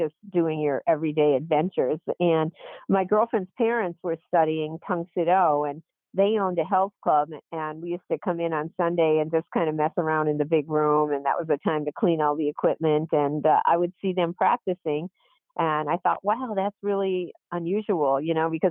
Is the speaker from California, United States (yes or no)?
no; Scranton, Pennsylvania, United States; moved away; also born or lived in Wilmington, Delaware; I loved growing up in Scranton